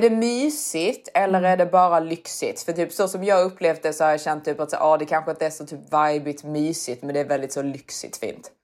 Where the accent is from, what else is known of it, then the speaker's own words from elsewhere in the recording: Sweden; som svensk